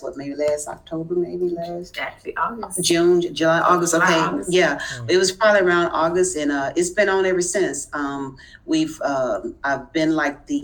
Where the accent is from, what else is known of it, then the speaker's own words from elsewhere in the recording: Houston, Texas, United States; I'm from Houston, Texas